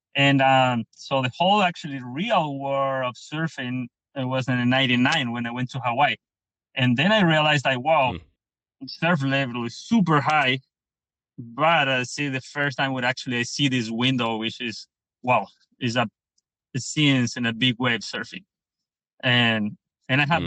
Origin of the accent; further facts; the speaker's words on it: Pichilemu, O'Higgins, Chile; I'm from Pichilemu, which is um, the place I more love.